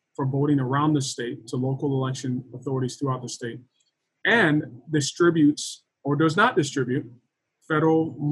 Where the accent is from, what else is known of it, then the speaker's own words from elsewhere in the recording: Florida, United States; also born or lived in Lagos, Nigeria / Texas; I was born in Lagos, Nigeria. And grew up mostly in Florida and Texas, Florida high school and below, Texas high school and above